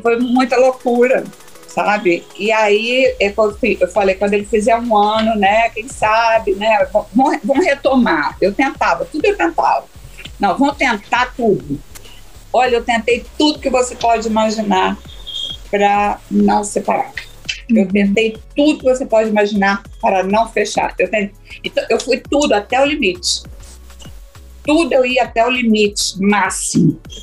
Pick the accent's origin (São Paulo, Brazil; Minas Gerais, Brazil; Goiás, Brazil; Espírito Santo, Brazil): Espírito Santo, Brazil; Cachoeiro de Itapemirim; moved away; also born or lived in Rio de Janeiro; Cachoeiro, que é minha cidade, onde eu nasci, Cachoeiro da Pinheirim